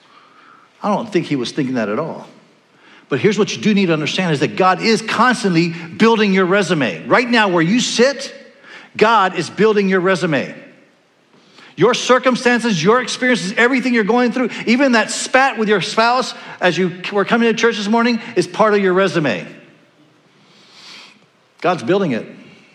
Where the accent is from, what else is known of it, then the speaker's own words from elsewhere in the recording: Panama; also born or lived in California; now in Iowa City, United States; I grew up in Panama, the country of Panama, and my neighborhood was called Nueva California, New California.